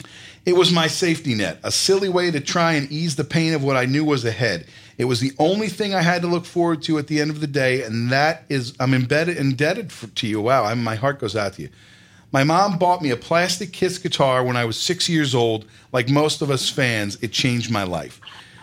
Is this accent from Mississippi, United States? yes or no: no; New Jersey, United States; I'm from New Jersey, but had temporarily taken residence in Florida to help take care of my mom